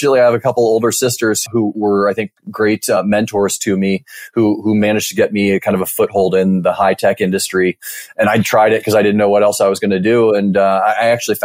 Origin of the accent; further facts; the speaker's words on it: Mercer Island, Washington, United States; moved away as an adult; now in Bay Area, United States; I grew up in a small town called Mercer Island, Washington, which is just outside of Seattle.